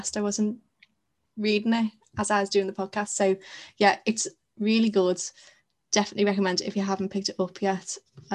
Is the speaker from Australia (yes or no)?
no; England, United Kingdom; being English